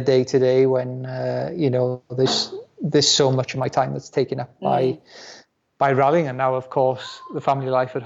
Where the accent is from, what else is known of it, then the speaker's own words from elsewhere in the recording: Wales, United Kingdom; first language Welsh; English is a second language; the language at home with my parents will still be in Welsh